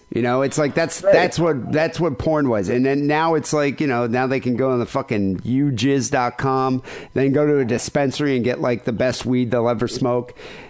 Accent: Michigan, United States; when I grew up in Michigan

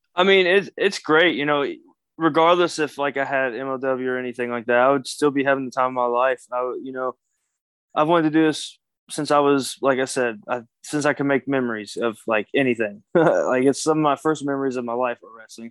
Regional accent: Kentucky, United States; I'm a Kentucky boy. I'm from the South

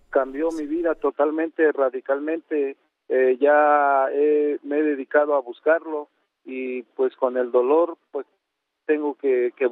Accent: Tlaxiaco, Oaxaca, Mexico; yo estaba en Oaxaca, ah. eh, él, él vive en Oaxaca, vivíamos en Oaxaca, yo soy originario de Tlajiaco, Oaxaca, pero vivimos en Oaxaca capital

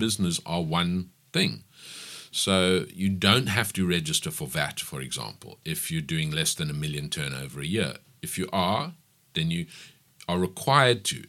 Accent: Pietermaritzburg, KwaZulu-Natal, South Africa; I grew up in Maritzburg. I attended school, varsity. I did everything in Maritzburg

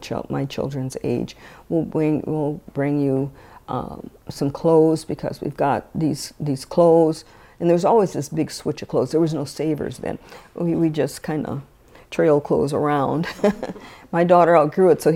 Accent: St. Paul, Minnesota, United States; growing up on Rondo

